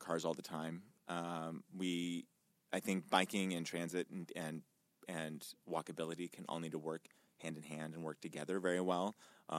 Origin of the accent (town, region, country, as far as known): Danville, Illinois, United States; born or raised there